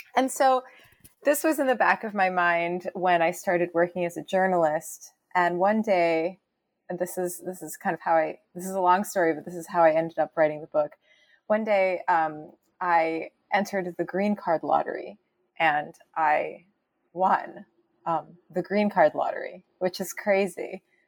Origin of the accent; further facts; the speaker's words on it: Canada; moved away as an adult; now in United States; I'm Canadian